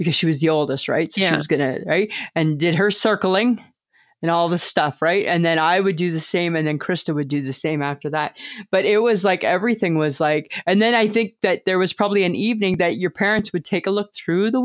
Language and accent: English; Canada